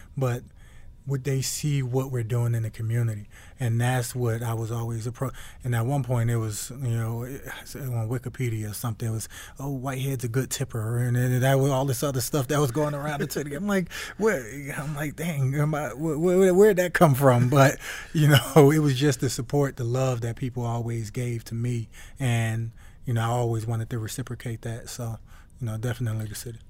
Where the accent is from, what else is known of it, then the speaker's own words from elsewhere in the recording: Newark, New Jersey, United States; moved away; born and raised in Newark, New Jersey